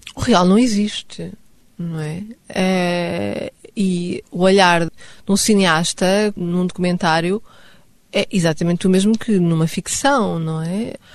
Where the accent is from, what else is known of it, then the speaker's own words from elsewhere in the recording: Stockholm, Stockholm County, Sweden; first language Swedish; Portuguese is a second language; now in Lisbon, Portugal; Nasci em Estocolmo